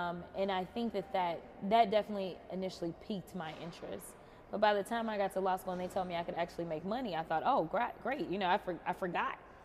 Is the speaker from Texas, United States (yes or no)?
yes; Texas, United States; I'm a Texan